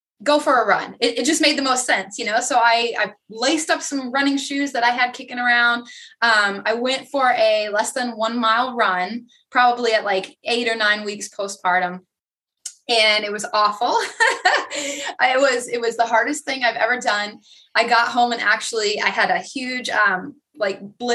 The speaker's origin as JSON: {"language": "English", "region": "Vermont", "country": "United States", "moved": "yes", "lives_now": "Myrtle Beach, United States", "said": "I'm originally from Vermont, and I will tell people always that's where I'm from. but I currently live in South Carolina, Myrtle Beach area."}